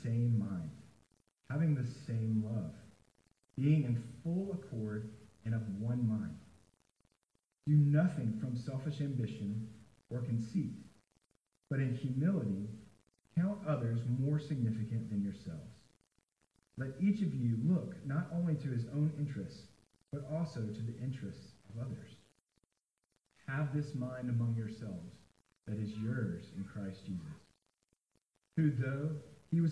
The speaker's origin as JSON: {"language": "English", "town": "Nashville", "region": "Tennessee", "country": "United States", "tie": "born or raised there", "said": "I am from Nashville. And I grew up in Nashville"}